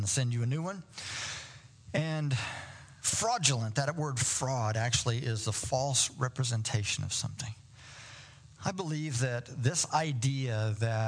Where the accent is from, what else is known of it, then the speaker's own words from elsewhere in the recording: Indiana, United States; moved away as an adult; I'm from Indiana, so I'm a basketball guy